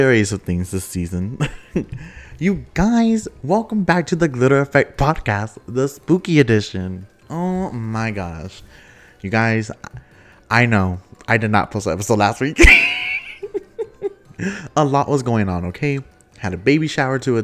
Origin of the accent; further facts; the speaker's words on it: Texas, United States; accent: country hick; I'm already from Texas